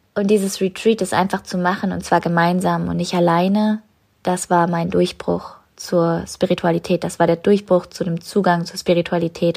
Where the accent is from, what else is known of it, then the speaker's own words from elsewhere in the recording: New Zealand; moved away; meinen Flug nach Neuseeland, zurück in meine Heimat